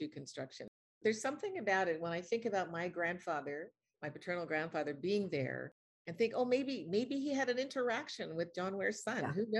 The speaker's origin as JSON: {"language": "English", "region": "Nova Scotia", "country": "Canada", "tie": "born or raised there", "said": "as a young Black girl growing up in Nova Scotia"}